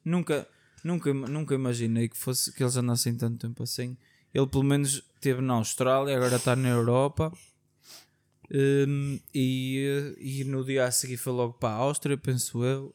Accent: Portugal; como bons tugas que somos

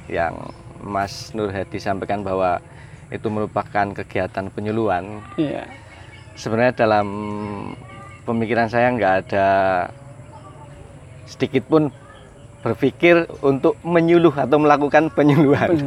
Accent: Kebumen, Central Java, Indonesia; dan kebun organik oh. saya dari Desa Tambarjo, sama Tanah Mulyo Kabupaten Kebumen.

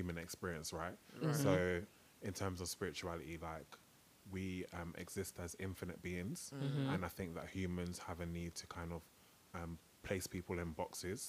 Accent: London, United Kingdom; I'm originally from West London. I actually grew up in Southall.

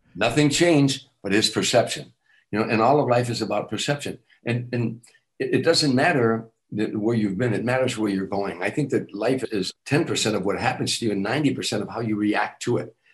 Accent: Chicago, Illinois, United States; moved away as an adult; I'm from Chicago

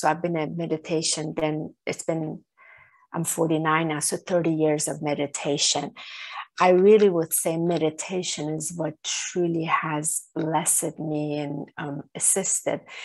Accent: Iran; I was born in Iran.

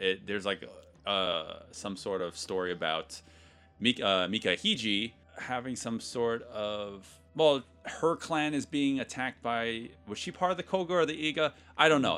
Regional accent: United States; being an American

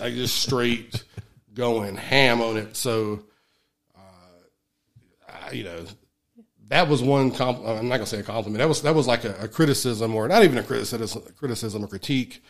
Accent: Alamance County, North Carolina, United States; I'm from Alamance County

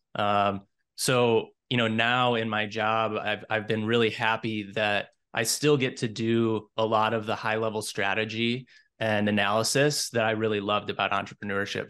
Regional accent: Minnesota, United States; I'm originally from Minnesota. I was born and raised here

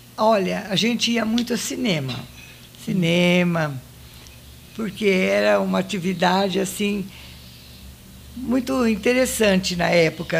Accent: Monte Alto, São Paulo, Brazil; dali desse lugar onde, onde eu nasci, aí nós fomos morar junto com a minha avó na rua Nhonhô Livramento

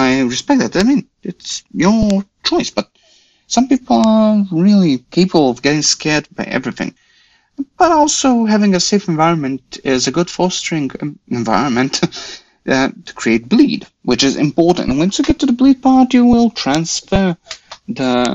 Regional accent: Croatia; I'm from Croatia

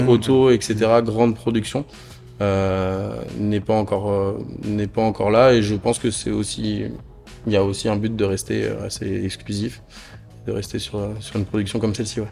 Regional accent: the North, France; moved away as an adult; now in Toulouse, France; je suis originaire du Nord moi de base

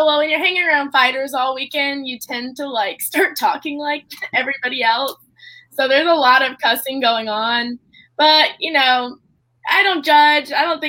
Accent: Central Florida, United States; also born or lived in Tampa, Florida; Yeah, I'm from Central Florida. I've lived in Tampa for about like 10 years. So that's where I live now.

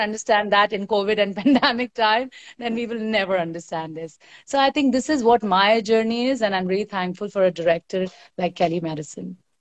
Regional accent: Bihar, India; I come from Bihar

